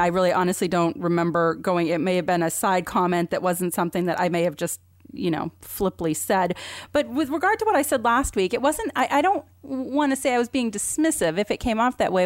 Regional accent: Vermont, United States; I grew up in Vermont, and it was probably the whitest place

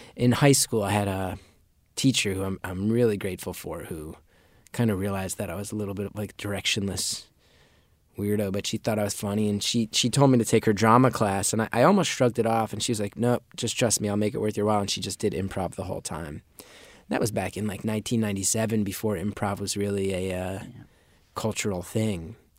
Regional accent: Northeast, United States; Growing up in the Northeast

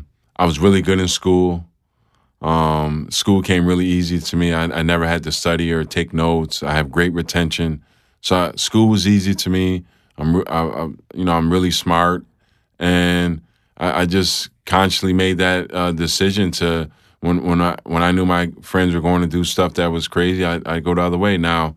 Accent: Rochester, New York, United States; Rochester, New York, upstate New York.

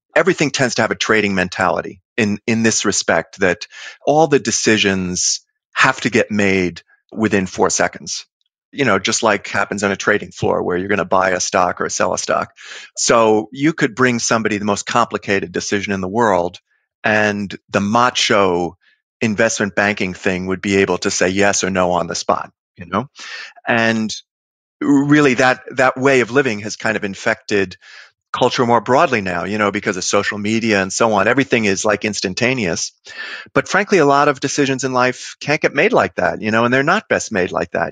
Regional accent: New York City, New York, United States; born or raised there

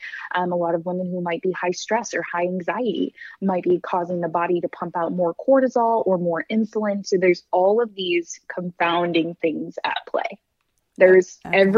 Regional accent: Michigan, United States; I'm from the Midwest. I'm from Michigan.

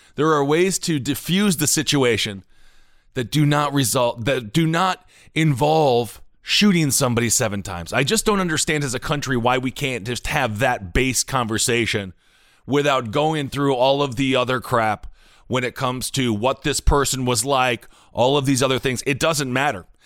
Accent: Wisconsin, United States; Kenosha, Wisconsin, my home state

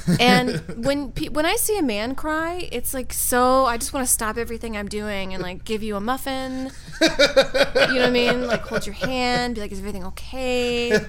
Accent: Saudi Arabia; I'm from Saudi Arabia, and it's ingrained in me a bad thing.

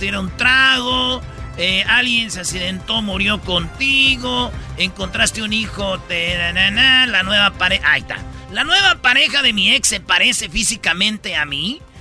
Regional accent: Michoacán, Mexico; como soy pues de Michoacán, nosotros no creas que nomás damos aguacates también

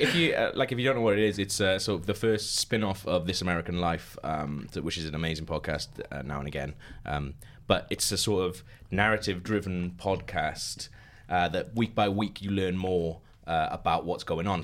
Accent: Wales, United Kingdom

